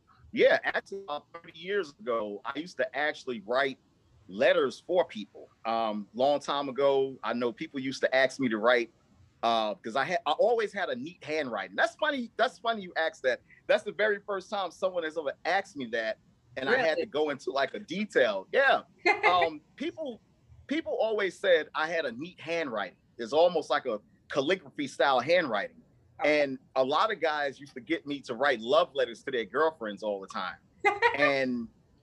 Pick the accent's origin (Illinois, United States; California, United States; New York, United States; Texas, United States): New York, United States; New York City; Born and raised in Brooklyn